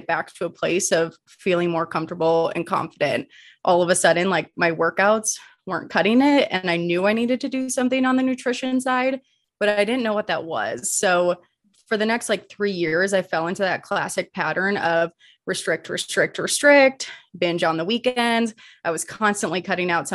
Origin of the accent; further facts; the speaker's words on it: Midwest, United States; moved away as an adult; now in Colorado, United States; born and raised in the Midwest, and then made my way out to Colorado